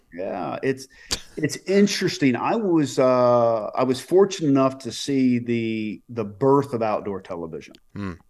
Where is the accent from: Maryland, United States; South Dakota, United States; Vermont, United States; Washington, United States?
Maryland, United States; Reisterstown; I grew up in Maryland.